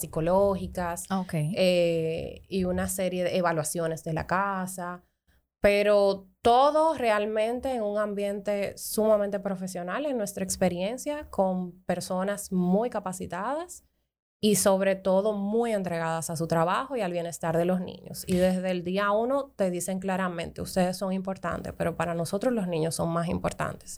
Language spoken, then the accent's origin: Spanish; Dominican Republic; como dominicanos